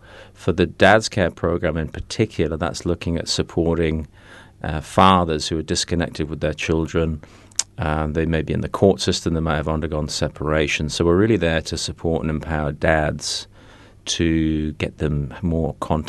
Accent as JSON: {"language": "English", "region": "England", "country": "United Kingdom", "moved": "yes", "lives_now": "New Zealand", "said": "I'm originally from England, been living in New Zealand for about 18 years now"}